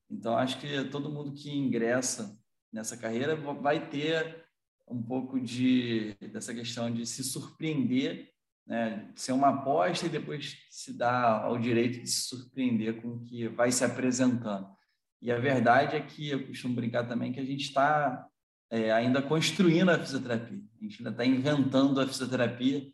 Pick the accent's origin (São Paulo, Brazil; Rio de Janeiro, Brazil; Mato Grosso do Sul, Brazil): Rio de Janeiro, Brazil; Teresópolis; Eu sou de Teresópolis, na região serrana do Rio de Janeiro